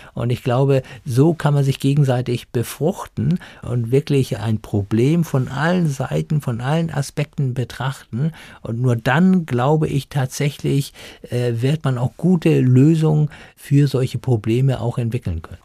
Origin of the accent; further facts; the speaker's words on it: Germany; bei uns in Deutschland